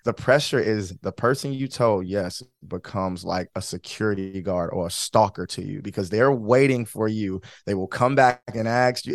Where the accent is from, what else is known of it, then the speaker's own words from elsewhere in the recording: Detroit, Michigan, United States; moved away as an adult; now in Florida, United States; born and, born and raised in Michigan, grew up in Detroit, um, but yeah, born and raised. I live in Florida now